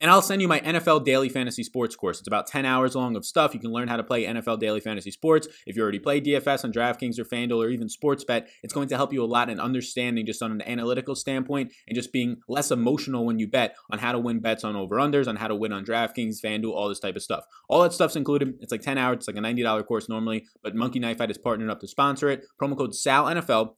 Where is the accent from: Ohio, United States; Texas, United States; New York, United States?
New York, United States; I'm an Italian from New York